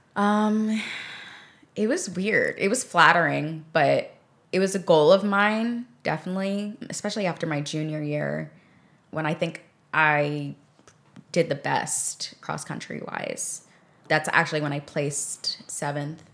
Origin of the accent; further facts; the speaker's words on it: New York City, New York, United States; there's not a whole ton of green space in Queens where I grew up